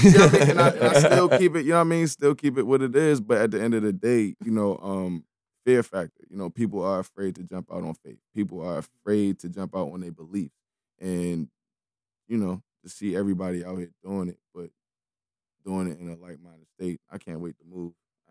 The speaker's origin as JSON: {"language": "English", "town": "Baltimore", "region": "Maryland", "country": "United States", "said": "a lot of people know I'm from Baltimore, whatever."}